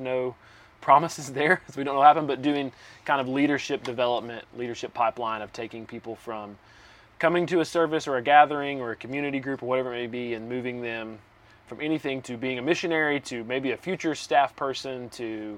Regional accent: Southeast Tennessee, United States; moved away as an adult; I grew up in Southeast Tennessee, and I lived there most of my life until just a few months ago

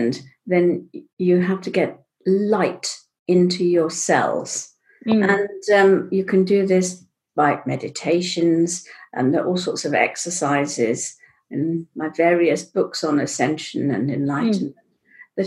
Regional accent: Pakistan; I was born in Pakistan

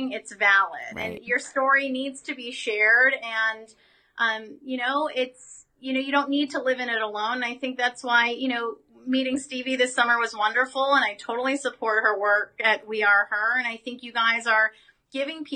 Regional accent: United States; as an American citizen

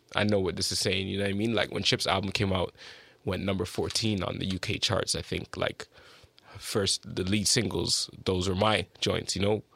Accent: Toronto, Ontario, Canada; moved away as an adult; also born or lived in United Kingdom; I'm from Don Mills, always been there from forever

